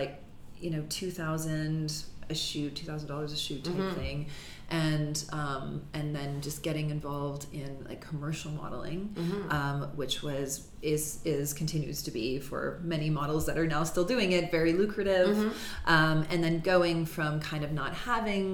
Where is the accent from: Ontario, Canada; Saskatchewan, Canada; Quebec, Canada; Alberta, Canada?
Ontario, Canada; Mississauga; I grew up in Mississauga